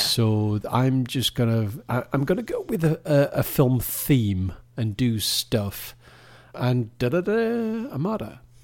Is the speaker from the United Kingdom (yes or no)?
yes; United Kingdom; with us being British